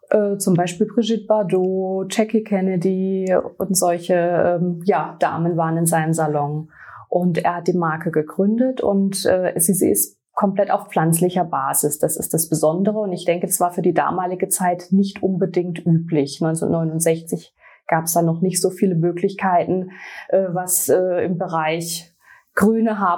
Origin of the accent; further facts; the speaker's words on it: Baden-Württemberg, Germany; ich komme aus dem Raum ähm, Schwarzwald, um genau zu sein aus La. Ich bin 42 Jahre alt